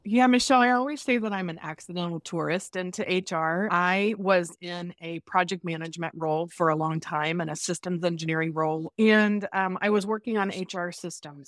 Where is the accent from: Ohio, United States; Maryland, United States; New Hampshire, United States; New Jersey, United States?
Ohio, United States; Dayton; I'm, uh, originally from Dayton, Ohio, the hub of the universe. and I grew up in a very traditional family.